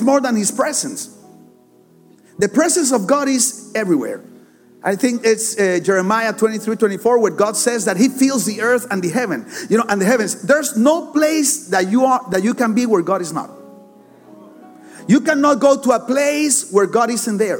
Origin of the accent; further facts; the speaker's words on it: Barranquilla, Atlántico, Colombia; English is a second language; I'm from Barranquilla, Colombia